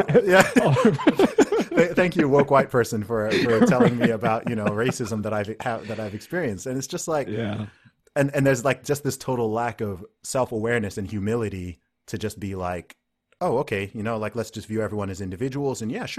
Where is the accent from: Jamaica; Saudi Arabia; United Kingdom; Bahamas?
Saudi Arabia; because, you know, I grew up in the Middle East in Saudi Arabia.